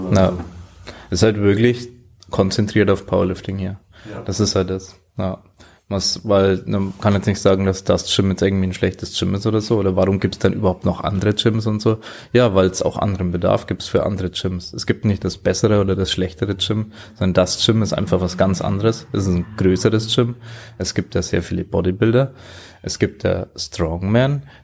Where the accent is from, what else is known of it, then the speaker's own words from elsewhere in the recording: Germany; now in Vienna, Austria; Vor allem für mich dann Draufsicht als Deutscher. Ja, finde es hier ziemlich cool in Wien, was da dann geht.